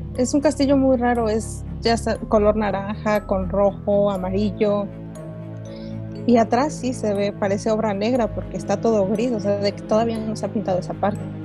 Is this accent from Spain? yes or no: no; Oaxaca, Mexico; yo nací en Oaxaca